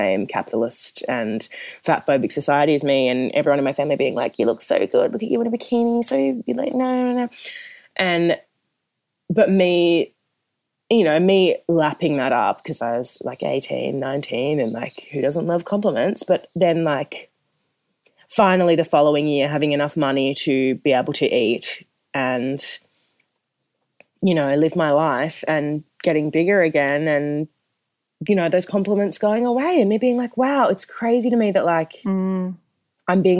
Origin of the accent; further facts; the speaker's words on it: Perth, Western Australia, Australia; moved away; also born or lived in Melbourne; I'm from Perth. I'm used to a warm tropical heat.